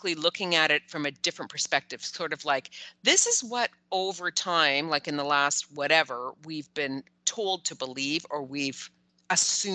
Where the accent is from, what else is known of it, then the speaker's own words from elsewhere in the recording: Canada; as a Canadian